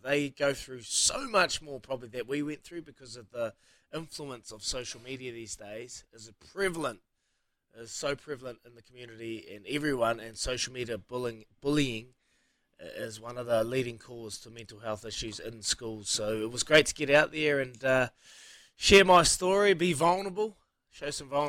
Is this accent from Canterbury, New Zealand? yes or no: no; Hawke's Bay, New Zealand; now in Christchurch, New Zealand; my hometown, Hawke's Bay